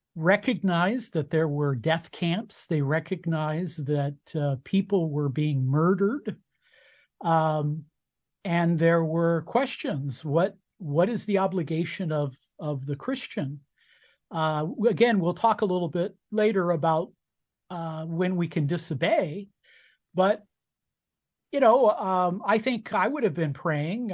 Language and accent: English; United States; I was born in America. Uh, and as an American citizen, I I vote